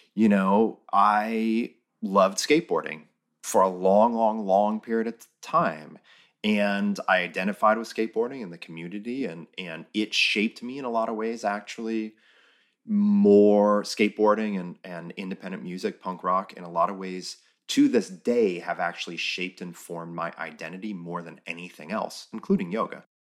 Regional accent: United States; as an American

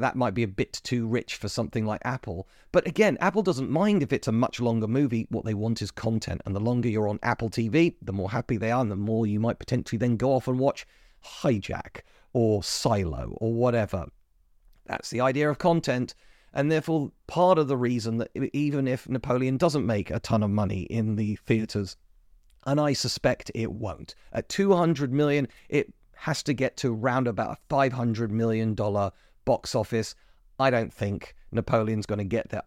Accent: United Kingdom; As a British person

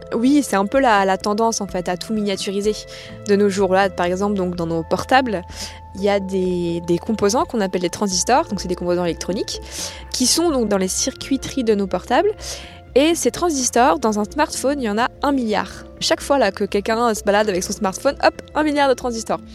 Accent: Plougastel-Daoulas, Brittany, France; moved away as an adult; also born or lived in Paris / Grenoble; now in Paris area, France; Je viens donc euh, de Pougassel, donc j'y ai toujours vécu jusqu'à ce que je parte euh, après mon bac

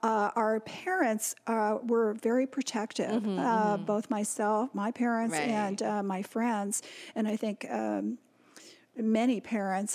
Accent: Toronto, Ontario, Canada; moved away; also born or lived in Southern California; When I was growing up in Toronto in the 50s

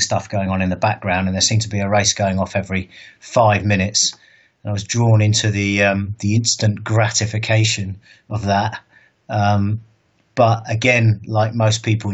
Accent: Bournemouth, South West England, United Kingdom; moved away as an adult; also born or lived in London; So I'm originally from Bournemouth. I was born and raised there. I moved to London when I was 21

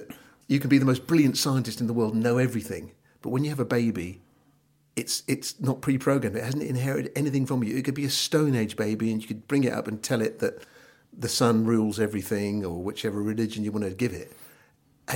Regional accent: Norfolk, East of England, United Kingdom; accent: Norfolk; my Norfolk accent

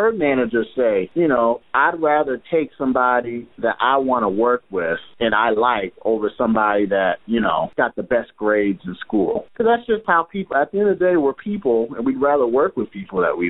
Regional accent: Indianapolis, Indiana, United States; now in Boston, United States; I'm from Indianapolis, Indiana

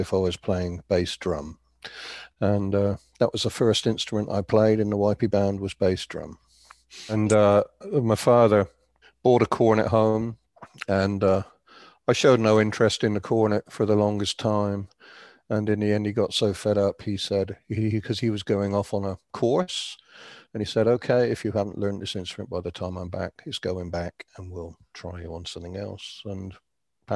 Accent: Andover, South East England, United Kingdom; now in Canada; I was born and raised in Andover in Hampshire

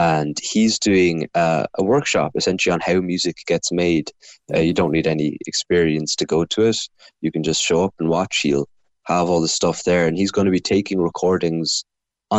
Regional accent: Cork, Munster, Ireland; I'm from Cork myself

